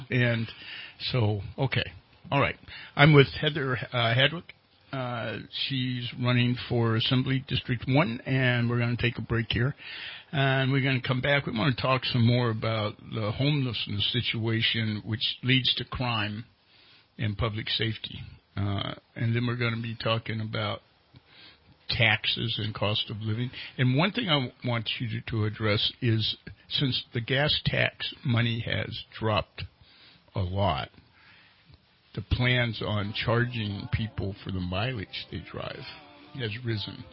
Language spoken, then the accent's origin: English; Charleston, West Virginia, United States; now in Redding, United States; I was born in West Virginia.